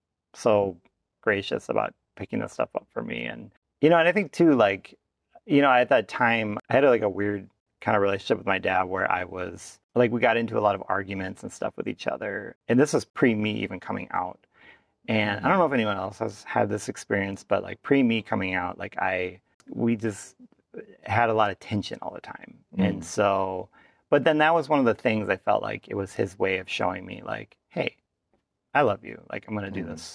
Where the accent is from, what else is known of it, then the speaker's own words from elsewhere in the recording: Minnesota, United States; my dad works in St. Paul, about 75 miles away from my hometown